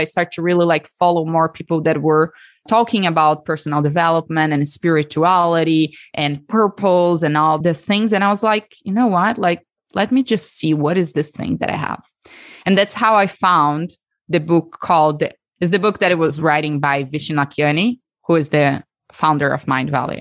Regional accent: Brazil; accent: Brazilian; moved away as an adult; also born or lived in Texas, United States; now in United States; So the accent is from Brazil. So I'm from Brazil, born and raised there

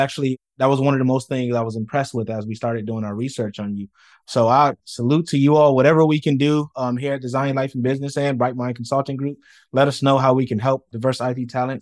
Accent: Rochester, New York, United States; I'm from Rochester, New York, where Kodak is from

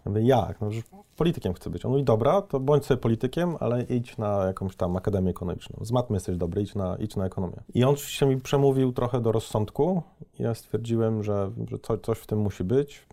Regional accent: Gorzów Wielkopolski, Lubusz Voivodeship, Poland; ja pochodzę z Gorzowa Wielkopolskiego

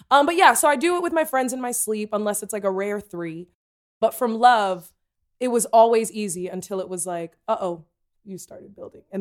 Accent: Tennessee, United States; I'm from Tennessee, and I don't think you need to put that voice on there.

